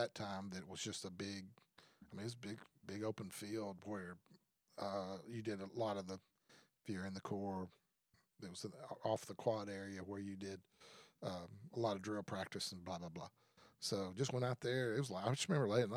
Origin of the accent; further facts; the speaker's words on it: Tyler, Texas, United States; our church that I grew up in Tyler, Texas